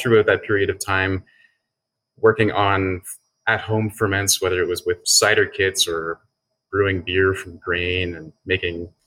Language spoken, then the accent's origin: English; Cape Breton, Nova Scotia, Canada; also born or lived in Toronto / Sweden; now in Halifax, Canada; Where I'm from, I grew up in Nova Scotia in a really small town in Cape Breton